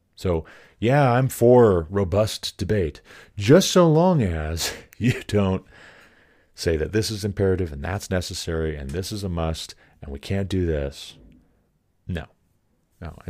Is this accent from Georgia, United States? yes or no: no; Montana, United States; I moved back to my home state of Montana at twenty-five